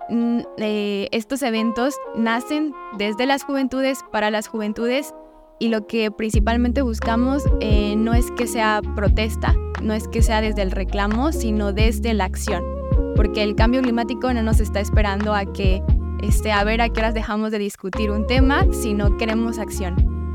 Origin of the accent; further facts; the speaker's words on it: Tuxtla Gutiérrez, Chiapas, Mexico; somos acá de Tuxtla, la mayoría, y chiapanecos